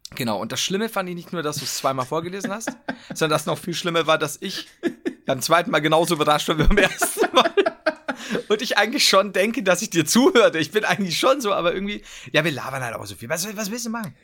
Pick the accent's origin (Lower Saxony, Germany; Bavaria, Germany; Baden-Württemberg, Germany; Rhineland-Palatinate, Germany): Bavaria, Germany; bei uns in Bayern